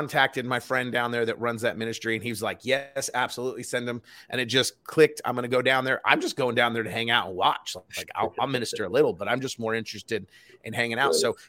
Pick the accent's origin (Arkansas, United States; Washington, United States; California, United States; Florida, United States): California, United States; Los Angeles; I grew up in South Central LA for a while